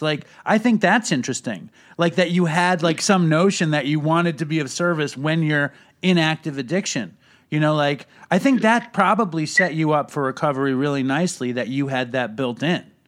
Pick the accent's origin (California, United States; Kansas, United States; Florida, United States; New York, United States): New York, United States; New York City; now in Long Island, United States; I grew up in Manhattan also